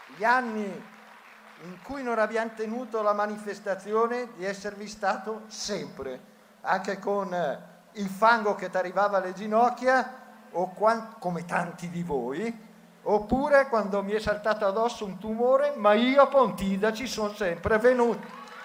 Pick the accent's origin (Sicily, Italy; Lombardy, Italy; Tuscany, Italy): Lombardy, Italy; Bergamo; come bergamasco, come lombardo, come nipote di mio nonno